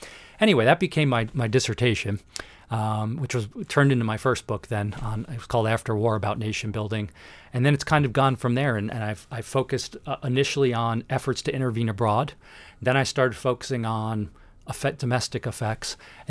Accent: New Jersey, United States; So I grew up in Northern New Jersey. I went to Manhattan College in New York City for undergraduate.

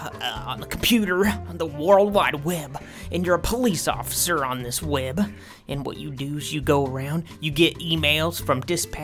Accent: Central Florida, United States; now in Germany; Well, I'm a game developer, now from Germany, but I'm originally from Florida, Central Florida

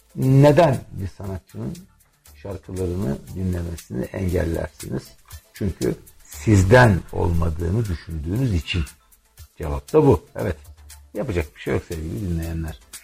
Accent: Turkey; ülkemde demokrasinin var olması için çalıştım

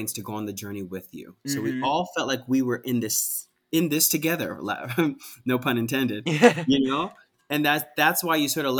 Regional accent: Cedar Grove, New Jersey, United States; I'm from Cedar Grove, New Jersey

